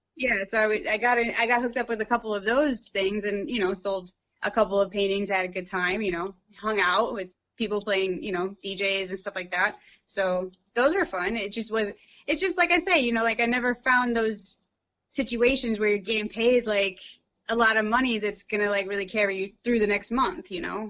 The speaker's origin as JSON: {"language": "English", "town": "St. Louis", "region": "Missouri", "country": "United States", "tie": "born or raised there", "also_born_or_lived": "London, United Kingdom", "moved": "as an adult", "lives_now": "Sloatsburg, United States", "said": "I grew up, I was born and raised in St. Louis, Missouri"}